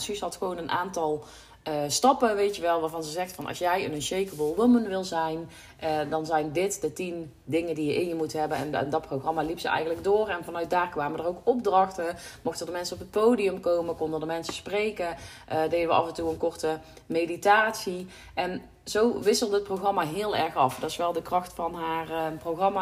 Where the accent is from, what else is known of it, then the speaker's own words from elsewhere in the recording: North Brabant, Netherlands; hier thuis zitten we toch een beetje in het nuchtere Brabantse, in het... Ja, dat is ook waar ik opgegroeid ben, waar, ja, waar ik geboren ben